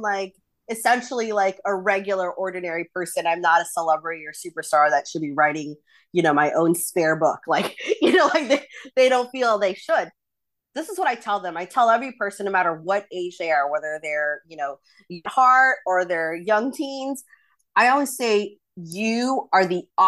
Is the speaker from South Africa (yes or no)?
no; Philippines; I think our community as a Filipino, Filipina, Filipinx community